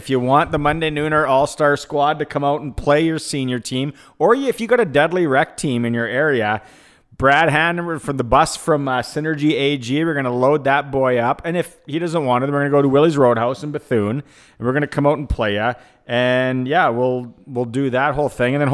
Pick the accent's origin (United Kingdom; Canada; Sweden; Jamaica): Canada; Saskatoon, Saskatchewan; I'm from Saskatoon.